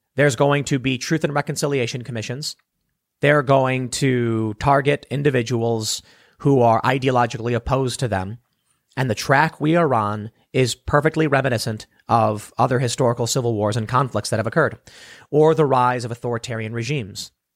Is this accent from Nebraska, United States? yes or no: no; Chicago, Illinois, United States; I'm from the South Side of Chicago